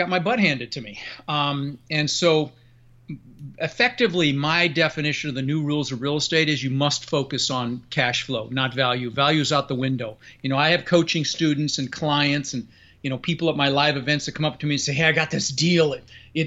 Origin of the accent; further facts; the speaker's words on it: Denver, Colorado, United States; moved away; also born or lived in Netherlands; I immigrated to this country from Holland when I was 6 years old with my brother Albert and my mother Zvancha. Came across on a big ship and ended up in Denver, Colorado, and where I lived for the next 30 years